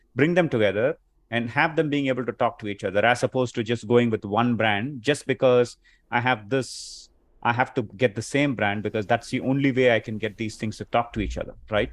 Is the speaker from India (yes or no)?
yes; India; moved away as an adult; now in Chicago, United States; I'm originally from India, and I've been here in Chicago for the past, uh, twenty-plus years